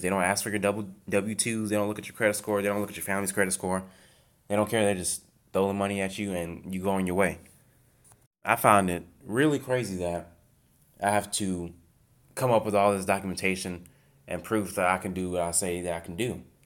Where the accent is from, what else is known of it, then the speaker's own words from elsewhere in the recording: United States; I'm an American